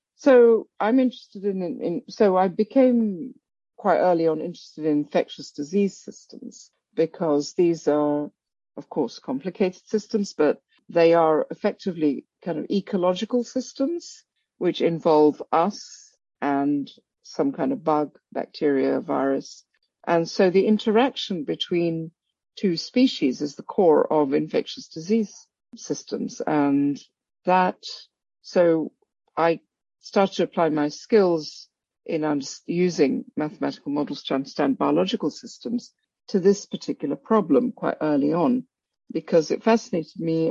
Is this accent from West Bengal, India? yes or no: yes; Kolkata, West Bengal, India; moved away as an adult; also born or lived in Africa / Princeton, United States; now in Oxford, United Kingdom; I was born in Calcutta. I spent some of my early childhood in Africa and but mainly grew up in Calcutta